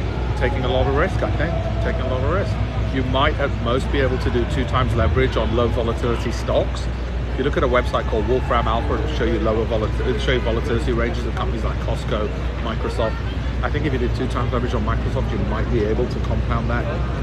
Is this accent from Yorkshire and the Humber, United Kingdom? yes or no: yes; Leeds, Yorkshire and the Humber, United Kingdom; I grew up in Armley in Leeds.